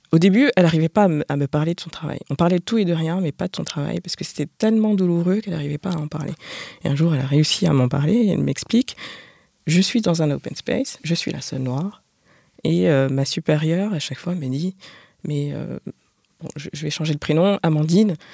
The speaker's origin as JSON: {"language": "French", "country": "France", "said": "Donc je suis française, je vais à l'étranger, je suis stéréotypée comme euh, mangeant du, enfin"}